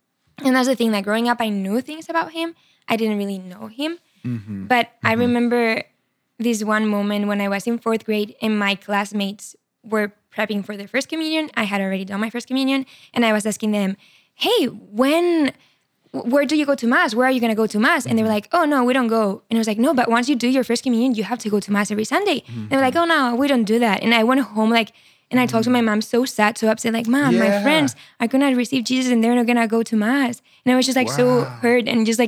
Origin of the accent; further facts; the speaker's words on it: Barcelona, Catalonia, Spain; English is a second language; moved away as an adult; now in United States; So I'm from Spain, from Barcelona. Yes. I'm 25 years old. I grew up there. Amazing family, Catholic. Yeah. I studied psychology in college. And right after I finished psychology, I came to America. That was 4 years ago.